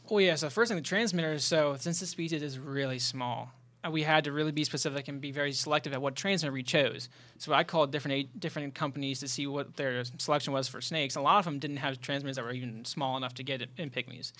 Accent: South Central Pennsylvania, United States; moved away; I'm from South Central Pennsylvania

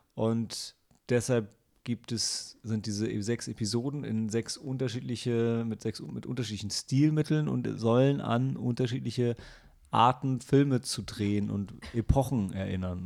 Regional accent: Lilienthal, Lower Saxony, Germany; moved away; meiner alten Heimat Lilienthal

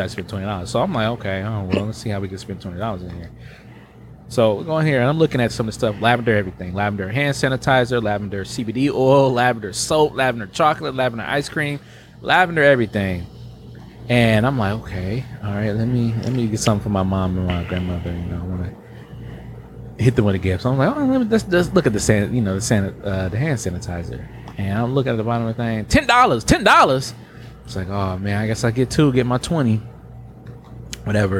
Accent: Milwaukee, Wisconsin, United States

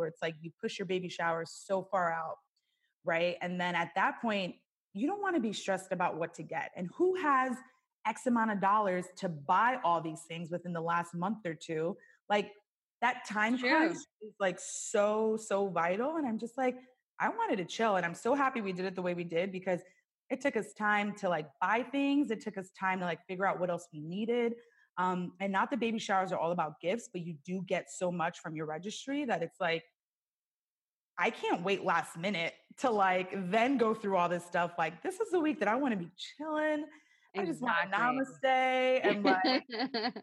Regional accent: New York, United States; moved away as an adult; now in California, United States; where we grew up in New York

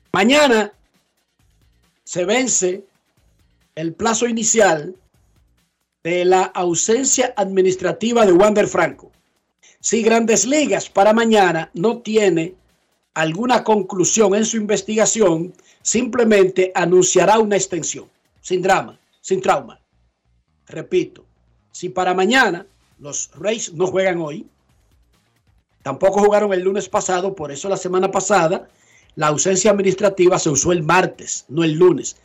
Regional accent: Dominican Republic; nosotros, sin importar cómo esté el país, nos gusta emigrar

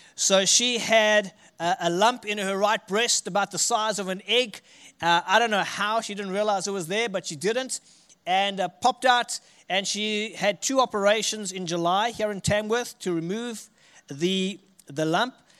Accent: Richards Bay, KwaZulu-Natal, South Africa; accent: South African; moved away as an adult; now in Armidale, Australia; I'm from a city called Richards Bay, which is a coastal city on, uh, the east coast of South Africa

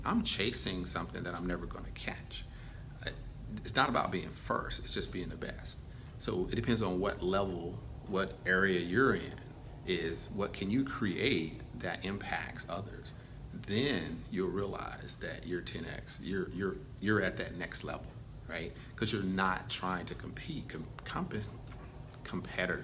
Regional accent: Texas, United States; moved away as an adult; also born or lived in England; I grew up in Texas, got 2 brothers

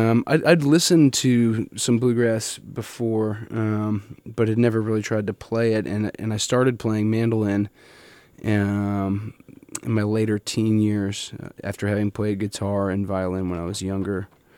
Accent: Philadelphia, Pennsylvania, United States; born there; also born or lived in Colorado; When I was born in Philadelphia, Pennsylvania.

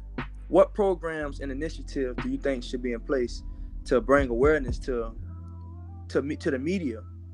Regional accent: Miami, Florida, United States; I'm from Liberty City, Miami, Florida.

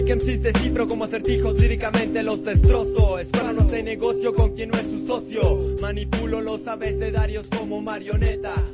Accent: Mexico; yo soy de México

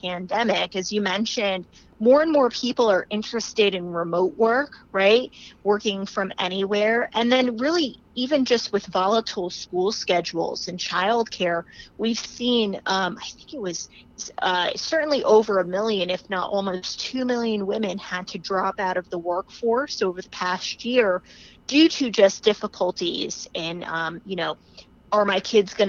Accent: New Jersey, United States; My home state is New Jersey.

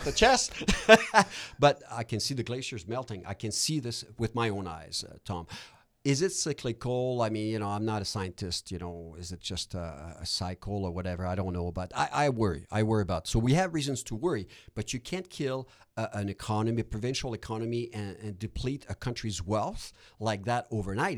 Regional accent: Quebec, Canada; also born or lived in Ontario; now in Edmonton, Canada; I'm from Quebec originally.

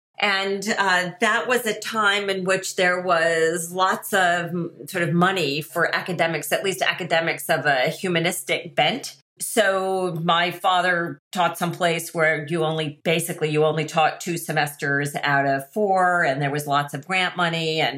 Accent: New York, United States; also born or lived in Rome, Italy; Where I grew up is actually a difficult question to answer because I grew up in a lot of different places, primarily going back and forth between New York and Rome.

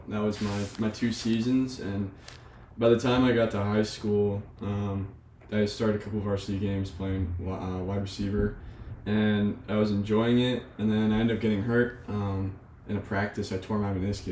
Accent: Merrimack, New Hampshire, United States; now in Frederick, United States; I'm from Merrimack, New Hampshire

